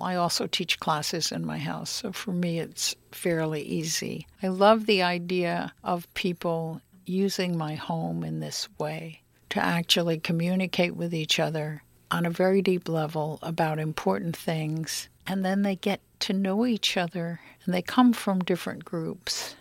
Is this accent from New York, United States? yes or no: yes; New York City, New York, United States; also born or lived in Florida; now in Berkeley, United States; I grew up in New York City